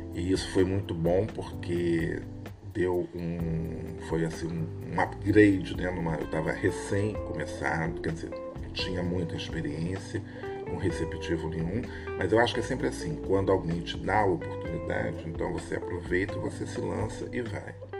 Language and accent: Portuguese; Rio de Janeiro, Brazil; eu sou do Rio de Janeiro